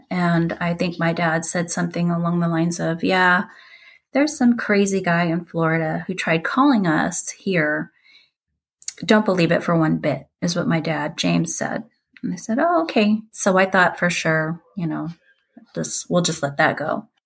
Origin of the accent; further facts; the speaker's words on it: Philippines; born there; We moved a lot when I was little. Um, I was born in the Philippines in 1977